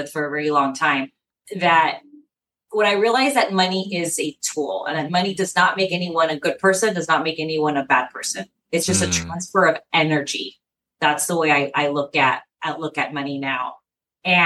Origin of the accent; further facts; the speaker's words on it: San Diego, California, United States; I am born and raised in San Diego.